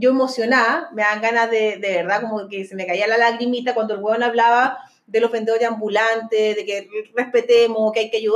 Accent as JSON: {"language": "Spanish", "country": "Chile", "said": "tengo dos hijos que tienen sangre chilena y estoy orgulloso de, de que ellos y también soy eh, chileno"}